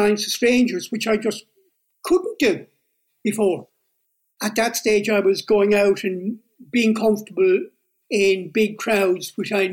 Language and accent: English; Limerick, Munster, Ireland; I grew up in Limerick, you know, basically good old-fashioned Limerick, very conservative city in Ireland